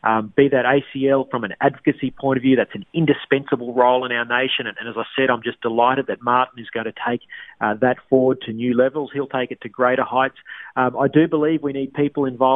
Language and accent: English; Queensland, Australia; moved away; my home state of Queensland